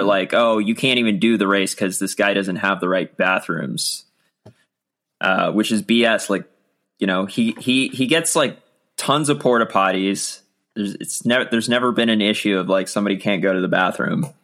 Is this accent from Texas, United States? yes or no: no; Virginia, United States; growing up in Virginia